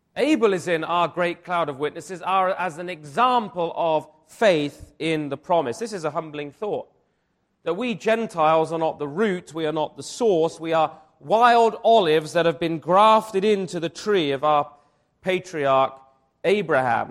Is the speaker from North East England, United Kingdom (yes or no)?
no; Wiltshire, South West England, United Kingdom; I grew up in Wiltshire